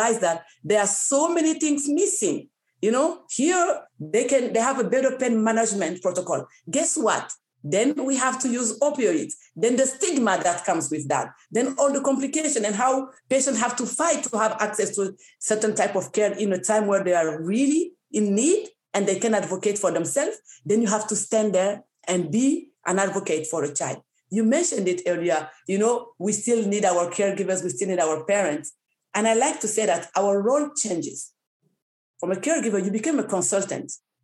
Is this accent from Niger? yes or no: yes; Niger; now in Canada; I come from Niger, one of the countries where not all women are educated.